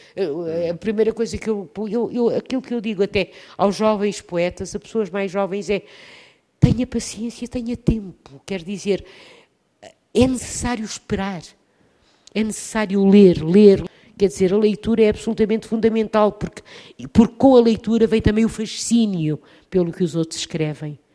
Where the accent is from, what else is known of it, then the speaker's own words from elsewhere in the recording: Leça da Palmeira, Norte, Portugal; also born or lived in Lisbon / Sintra; porque nasci poucos meses depois em Lisboa e vivi em Sintra, cidade que hoje é património mundial. Quando tinha nove anos, fui com os meus pais para o norte de Portugal, Lessa da Palmeira, perto de Matosinhos